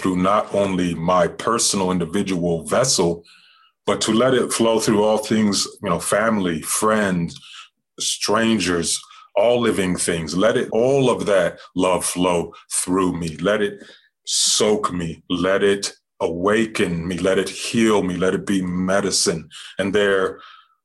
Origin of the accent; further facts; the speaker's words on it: New Mexico, United States; I was born in the desert by the river, the Rio Grande, and that is absolutely a soaked and drenched indigenous land, Puebloan, Diné, Navajo, Hopi, Apache, and that's where I grew up